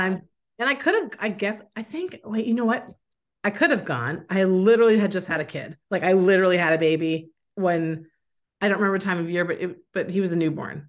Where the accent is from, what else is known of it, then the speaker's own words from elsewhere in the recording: San Francisco, California, United States; moved away as an adult; also born or lived in San Diego; now in New England, United States; I'm from San Francisco